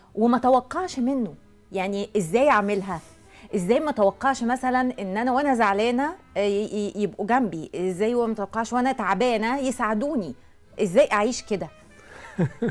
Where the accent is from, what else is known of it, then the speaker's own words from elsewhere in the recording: Egypt; احنا مثلا كمصريين